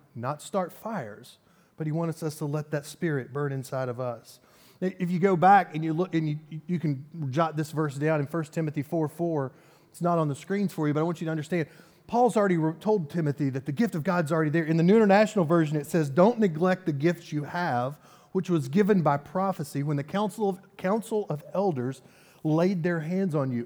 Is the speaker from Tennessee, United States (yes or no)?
yes; Nashville, Tennessee, United States; I grew up in the South in a, in a very Baptist world